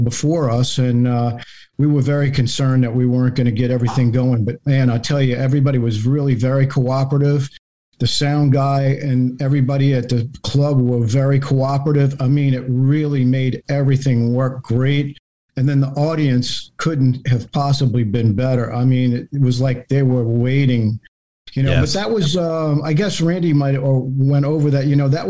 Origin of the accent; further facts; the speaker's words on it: New Orleans, Louisiana, United States; I lived in the city. I was 25 blocks from the river. I lived on St. Philip Street. And I was in between the Mississippi River and Bayou St. John.